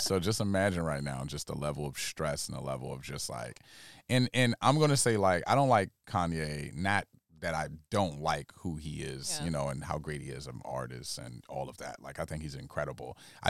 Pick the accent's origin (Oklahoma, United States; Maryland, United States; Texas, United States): Maryland, United States; Capitol Heights; I grew up in Capitol Heights.